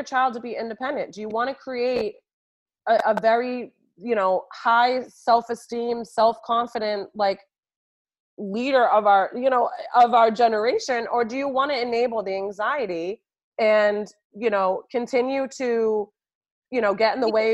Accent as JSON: {"language": "English", "region": "New York", "country": "United States", "moved": "as an adult", "lives_now": "Boston, United States", "said": "I hail from New York and I was in New York for so many years"}